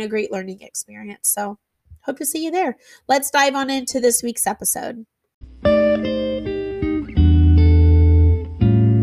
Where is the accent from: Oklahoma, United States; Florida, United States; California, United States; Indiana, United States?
Indiana, United States; we're from Indiana